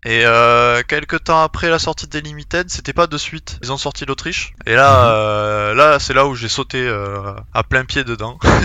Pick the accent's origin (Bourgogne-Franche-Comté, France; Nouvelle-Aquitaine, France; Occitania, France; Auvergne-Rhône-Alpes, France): Occitania, France; Montauban; accent: l'accent du sud; also born or lived in Vienna; now in Toulouse, France; mon équipe euh, à Montauban, donc euh, là d'où je viens